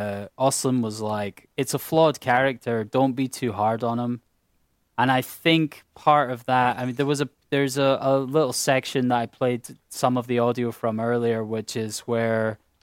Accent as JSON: {"language": "English", "region": "Scotland", "country": "United Kingdom", "said": "A Swedish person is yet to have an emotion, and I can say that as a Scot."}